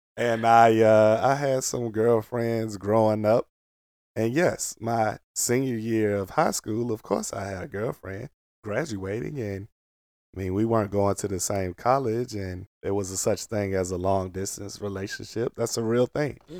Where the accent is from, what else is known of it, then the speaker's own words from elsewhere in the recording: Portsmouth, Virginia, United States; moved away; also born or lived in Maryland; all my family, we grew up in Portsmouth